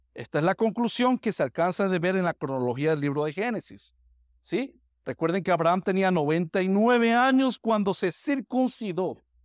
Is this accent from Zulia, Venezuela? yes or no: no; Táchira, Venezuela; moved away; mi pueblo allá en, en el estado Táchira